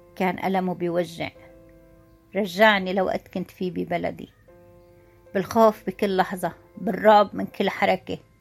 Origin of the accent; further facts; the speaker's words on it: Syria; now in Egypt; أنا سوري بمصر